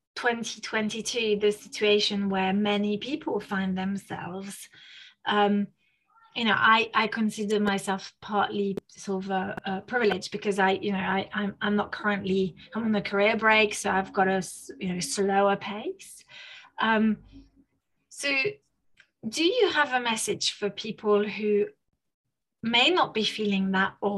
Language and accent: English; France; also born or lived in Spain; now in United Kingdom; I was raised in France, and then obviously now I have been living in the UK